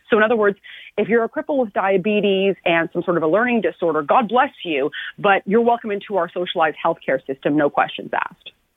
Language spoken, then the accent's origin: English; Canada; in my country